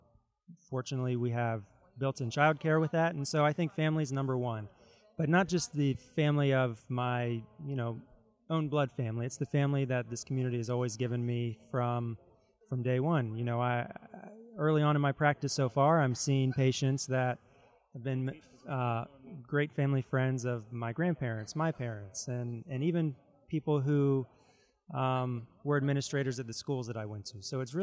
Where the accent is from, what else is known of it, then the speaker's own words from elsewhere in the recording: Martinsburg, West Virginia, United States; moved away as an adult; I'm from Martinsburg, West Virginia. Grew up here, went to Martinsburg High School